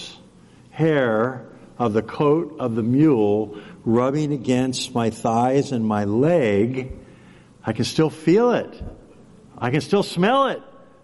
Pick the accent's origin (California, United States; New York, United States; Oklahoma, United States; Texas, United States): California, United States; Southern; growing up in Southern California